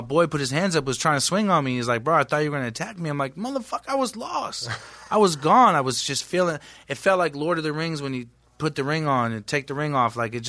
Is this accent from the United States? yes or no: yes; San Francisco, California, United States; I'm from San Francisco, California.